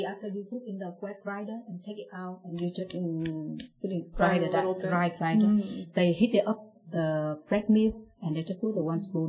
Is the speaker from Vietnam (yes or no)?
yes; Hoi An, Quang Nam, Vietnam; English is a second language; moved away as an adult; also born or lived in Ho Chi Minh City; I grew up in Hoi An. That is the small city of the central of Vietnam. When in 1997, I passed the examination to become the student in the Ho Chi Minh City.